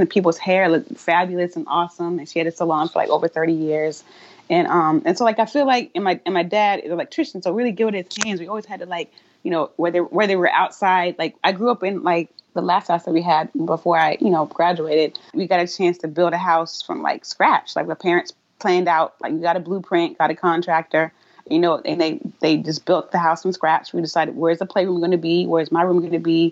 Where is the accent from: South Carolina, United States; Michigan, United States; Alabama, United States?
South Carolina, United States; moved away as an adult; also born or lived in Atlanta, Georgia / Boston, Massachusetts / Brooklyn, New York; now in Hoboken, United States; I'm originally from South Carolina